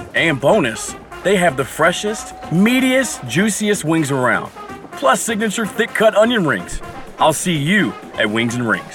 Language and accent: English; Southern California, United States; now in Texas, United States; I'm actually from Southern California, so I grew up an Angels fan